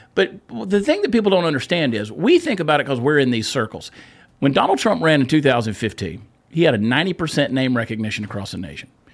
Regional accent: Texas, United States; as a Texan

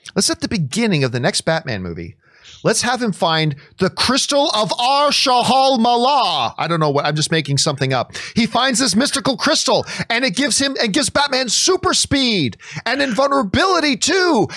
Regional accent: Canada; as a Canadian

